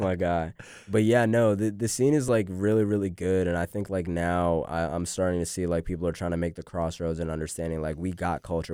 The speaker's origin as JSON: {"language": "English", "town": "Raleigh", "region": "North Carolina", "country": "United States", "tie": "born or raised there", "also_born_or_lived": "Boston", "lives_now": "Boone, United States", "said": "we came down here to Cary, um, and I grew up, like, mainly, like, between, like, Cary and Raleigh"}